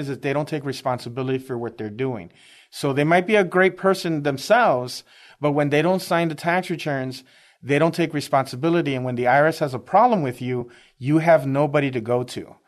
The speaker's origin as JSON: {"language": "English", "town": "Chicago", "region": "Illinois", "country": "United States", "tie": "born or raised there", "moved": "as an adult", "lives_now": "Texas, United States", "said": "I'm originally from Chicago, uh, inner city Chicago, uh, born and raised"}